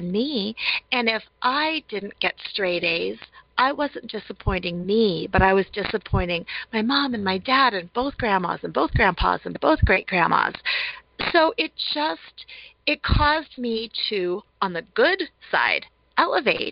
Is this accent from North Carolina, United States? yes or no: no; Colorado, United States; I was born and raised in Colorado. Colorado native, love it here